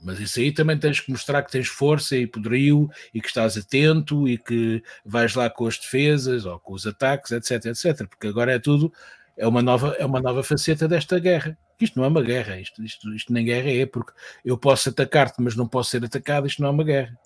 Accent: Portugal

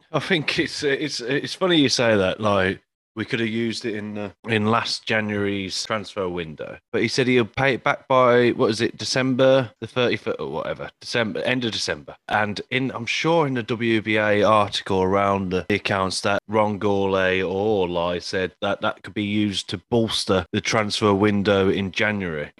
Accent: Rotherham, Yorkshire and the Humber, United Kingdom; my hometown, Rotherham

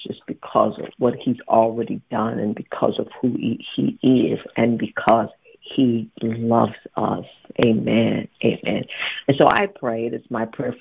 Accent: Dayton, Ohio, United States; moved away; I'm from Dayton, Ohio

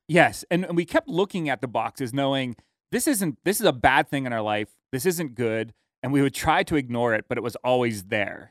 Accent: United States; how blessed we are as Americans

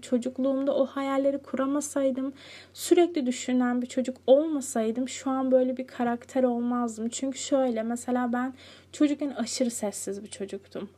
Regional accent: Cide, Kastamonu, Turkey; moved away; ben Cide'ye ne zaman taşındım? 9, 9 yaşındayken.

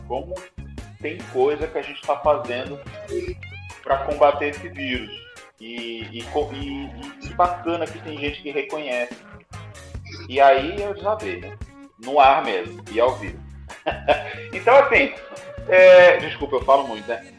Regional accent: Guarujá, São Paulo, Brazil; moved away as an adult; also born or lived in Campo Grande; now in Vitória, Brazil; Eu sou paulista, né? Eu morei muitos anos em São Paulo capital, mas eu sou é, eh, natural, né? De eh, Guarujá, que é litoral sul de São Paulo

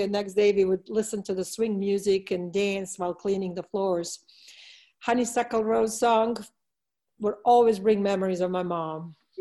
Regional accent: Belgrade, Serbia; moved away; my hometown of Belgrade

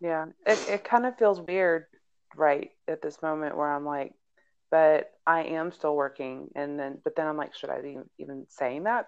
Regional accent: Houston, Texas, United States; now in Aurora, United States; where I grew up in my past, where I grew up in Houston, where I lived at before we moved to this neighborhood here in um, in Denver in Aurora

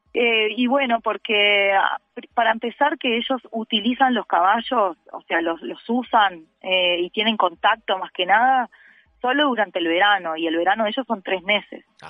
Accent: Uruguay; soy de Uruguay

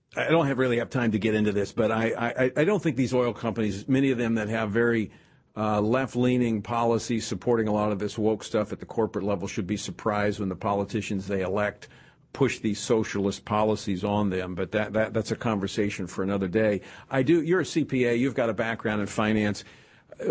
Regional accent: Louisiana, United States; my home state, Louisiana, very much energy minded.

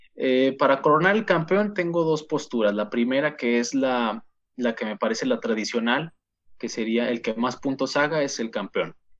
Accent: Saltillo, Coahuila, Mexico; somos eh, los dos conductores de marcador final y somos de Saltillo, Coahuila

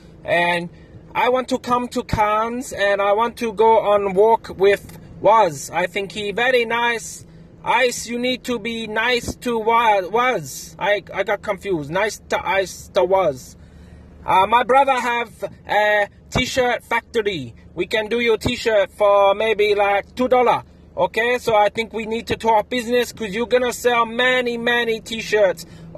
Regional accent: Shanghai, China; English is a second language; I'm from Shanghai in China.

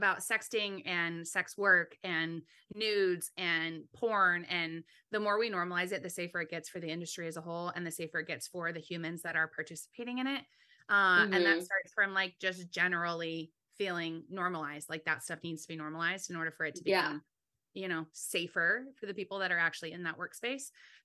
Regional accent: California, United States; I was born and raised in California

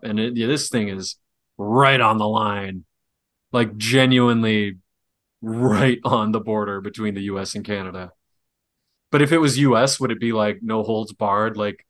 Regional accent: Wisconsin, United States; I'm from Wisconsin.

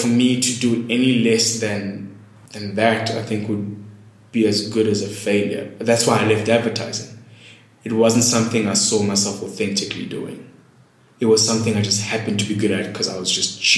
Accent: Eastern Cape, South Africa; also born or lived in Durban, KwaZulu-Natal; I grew up in the Eastern Cape, but mostly in my younger years, the junior school was in Durban

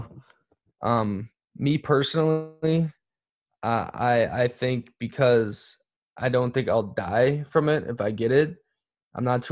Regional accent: United States; now in Bologna, Italy; being American

